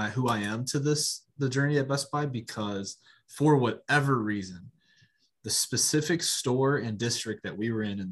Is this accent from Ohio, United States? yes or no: yes; Lorain, Ohio, United States; My hometown is Lorain, Ohio